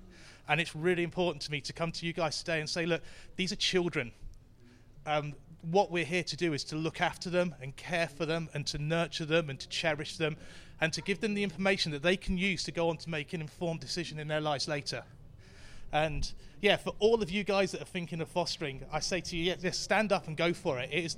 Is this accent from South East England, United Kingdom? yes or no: yes; Basingstoke, South East England, United Kingdom; I'm from Basingstoke, North Hampshire.